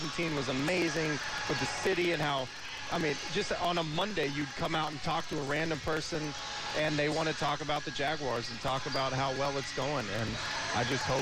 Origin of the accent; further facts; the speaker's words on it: Texas, United States; now in Jacksonville, United States; I grew up in Texas